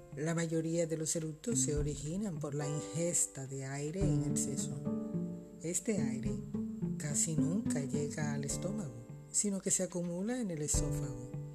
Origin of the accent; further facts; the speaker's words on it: Colombia; also born or lived in Barranquilla, Colombia; en mi país